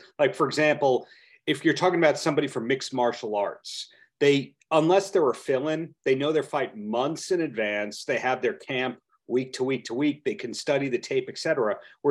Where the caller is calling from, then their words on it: Long Beach, New York, United States; I'm dialing in from Long Beach, New York, not Long Beach, California, Long Beach, New York.